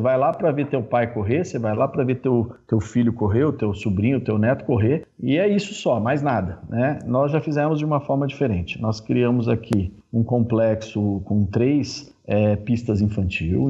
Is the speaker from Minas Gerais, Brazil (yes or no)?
no; Birigui, São Paulo, Brazil; eu sou natural de Birigui, no interior de São Paulo, região noroeste